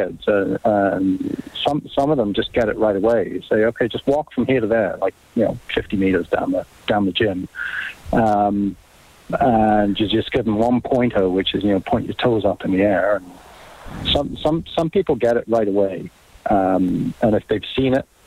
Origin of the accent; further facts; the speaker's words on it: England, United Kingdom; moved away; growing up in England